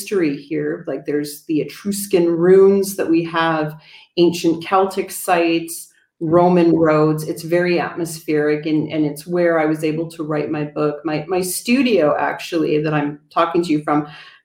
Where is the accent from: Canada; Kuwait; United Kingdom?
Canada; now in Italy; even though I'm Canadian, I don't really miss ice and snow